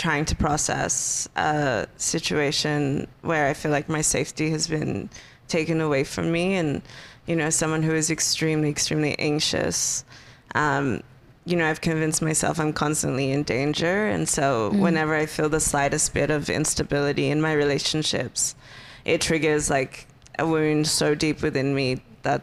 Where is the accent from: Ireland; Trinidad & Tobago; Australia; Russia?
Australia; Perth, Western Australia; moved away as an adult; now in Los Angeles, United States; I grew up in Perth, and so it's always sunny